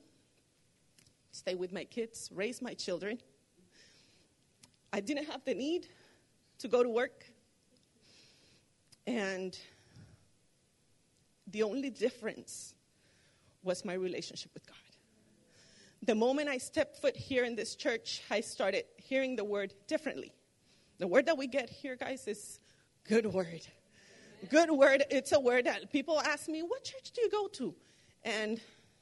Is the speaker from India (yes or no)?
no; Puerto Rico; moved away as an adult; also born or lived in Arlington, Texas; now in United States; I came here from Puerto Rico in 07